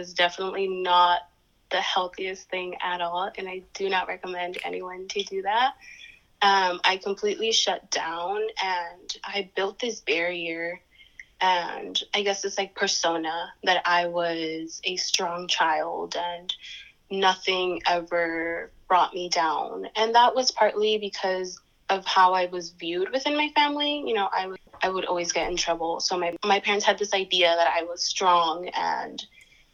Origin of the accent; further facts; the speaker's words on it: Santa Ana, California, United States; I grew up in Santa Ana, California, which is in SoCal